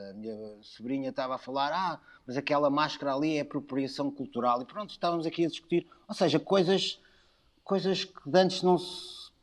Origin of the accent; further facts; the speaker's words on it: Lisbon, Portugal; moved away; eu adoro Lisboa, sou de Lisboa